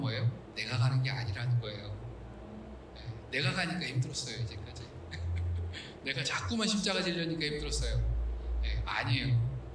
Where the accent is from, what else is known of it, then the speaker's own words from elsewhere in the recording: South Korea; 우리 한국인들